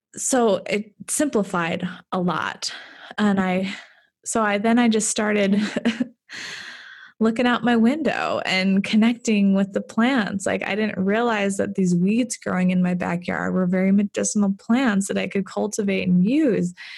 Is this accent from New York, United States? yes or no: no; Fargo, North Dakota, United States; moved away as an adult; I grew up in Fargo, but I moved away for a long time.